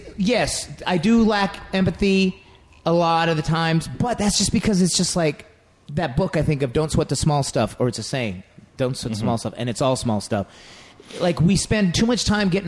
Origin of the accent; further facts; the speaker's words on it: Las Vegas, Nevada, United States; also born or lived in Utah; I think I was born there, and then my dad came out here to work, dealer in the hotels, and then my mom came out, followed him